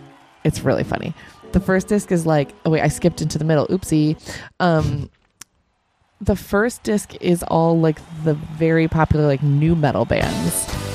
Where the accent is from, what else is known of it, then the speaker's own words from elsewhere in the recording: near Ithaca, New York, United States; growing up near Ithaca.